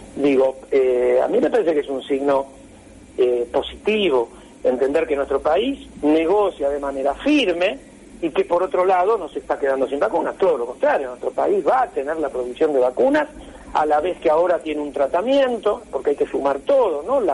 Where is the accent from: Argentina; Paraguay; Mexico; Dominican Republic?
Argentina